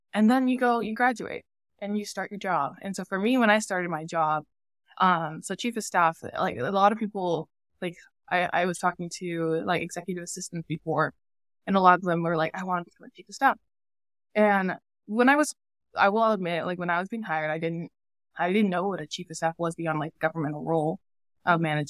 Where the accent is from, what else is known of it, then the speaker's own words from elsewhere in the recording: Yakima, Washington, United States; moved away as an adult; also born or lived in San Diego; I grew up in Yakima